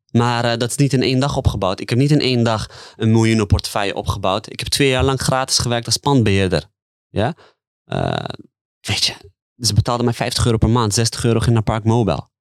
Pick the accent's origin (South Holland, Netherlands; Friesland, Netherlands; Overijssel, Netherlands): South Holland, Netherlands; The Hague; ben opgegroeid in de Haagse markt